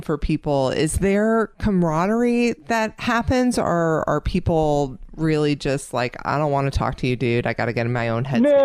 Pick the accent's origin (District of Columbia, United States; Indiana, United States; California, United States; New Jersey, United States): New Jersey, United States; now in Atlanta, United States; I grew up in Jersey